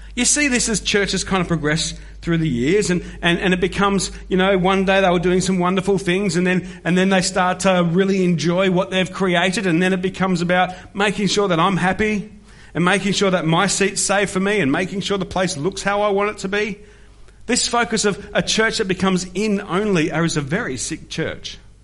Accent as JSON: {"language": "English", "town": "Melbourne", "region": "Victoria", "country": "Australia", "tie": "born or raised there", "said": "The Church of Christ I grew up in was where Andy and I were on team, a place that's now known as Discovery Church in the outer eastern suburbs of Melbourne"}